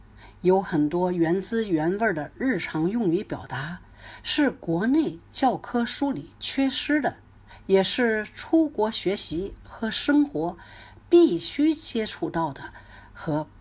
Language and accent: Chinese; Canada; 来自加拿大的英语教学专家、儿童文学作家